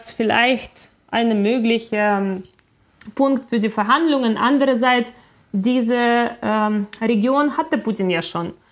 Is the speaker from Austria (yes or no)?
no; Ukraine; moved away as an adult; ich bin in der Ukraine aufgewachsen. Bis ich äh, 21 war, habe ich in, äh, in der Ukraine ausschließlich gelebt.